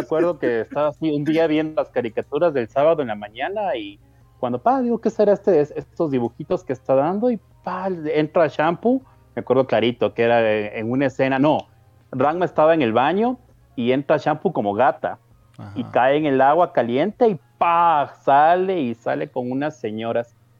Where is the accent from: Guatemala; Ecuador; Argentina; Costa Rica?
Ecuador; yo soy de Ecuador